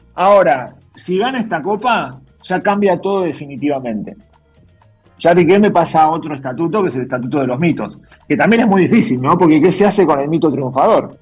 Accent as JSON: {"language": "Spanish", "country": "Argentina", "said": "Yo soy más argentino que, que hincha de Boca"}